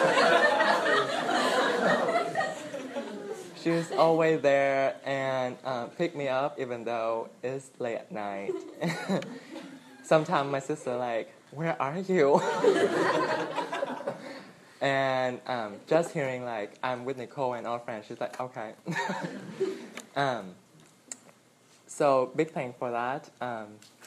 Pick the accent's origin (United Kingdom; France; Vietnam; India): Vietnam; moved away; I'm from Vietnam